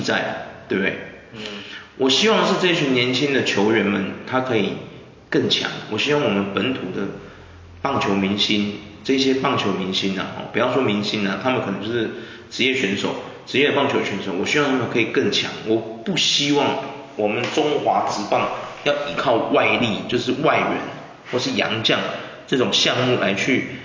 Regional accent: Taiwan; 因为我们台湾人很 peace 呢，不太会去干咬别人呢

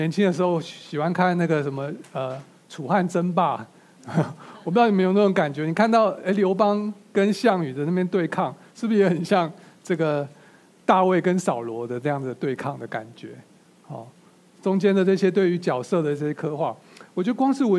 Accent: China; 我是一个中国人，我可以理解在这个犹太文化下发生的这些事情

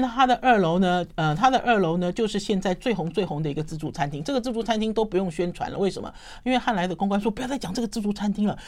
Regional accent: Taipei, Taiwan; 我自己身为台北人

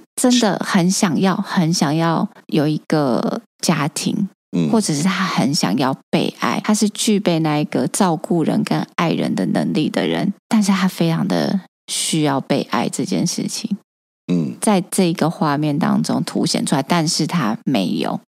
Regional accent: Taiwan; 我们绝对会说我们是台湾人

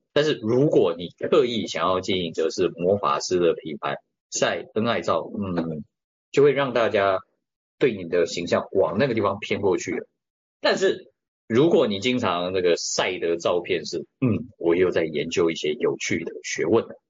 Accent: Taiwan; 甚至我们都台湾人

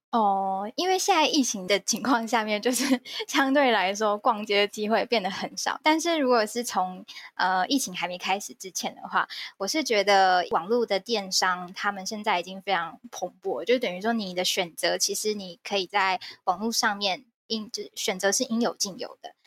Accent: Kaohsiung, Taiwan; 我是高雄人

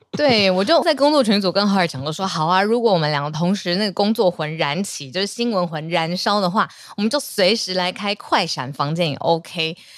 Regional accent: Taiwan; 们台湾人餐桌上面很常看到的高丽菜啦

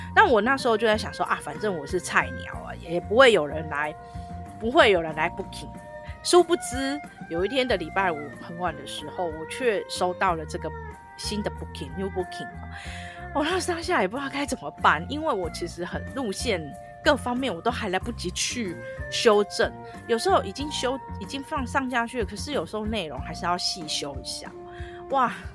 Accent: Taipei, Taiwan; 因为英文毕竟不是我的母语。可是我想要分享分享哦，嗯，自己的城市的呃热情跟美好这样子哦，还有就台湾这一块

